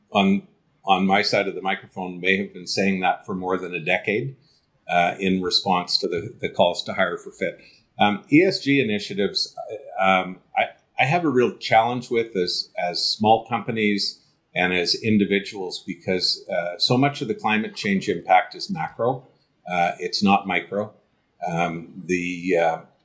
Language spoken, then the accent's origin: English; Canada; as a Canadian